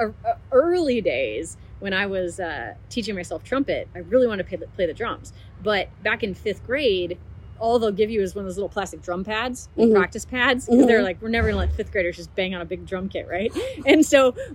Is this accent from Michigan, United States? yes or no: no; Oregon, United States; also born or lived in Texas; now in Austin, United States; I was originally from Texas and moved away and grew up in Oregon and then moved back to Texas maybe 10 or 11 years ago and I'm living in Austin.